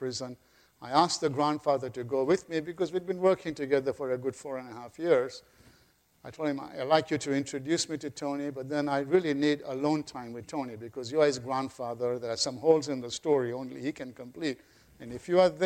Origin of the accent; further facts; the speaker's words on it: Kenya; now in United States; I was born in Kenya.